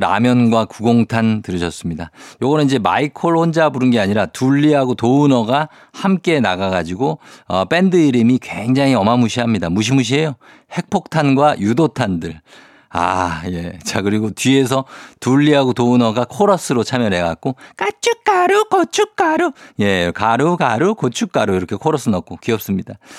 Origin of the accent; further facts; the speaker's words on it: South Korea; 저는 이제 청계산 그 밑에 자락에서 어렸을 때 살았기 때문에